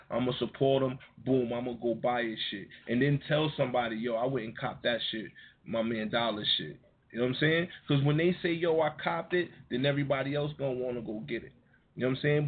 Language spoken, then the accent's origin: English; Yonkers, New York, United States; I was from Yonkers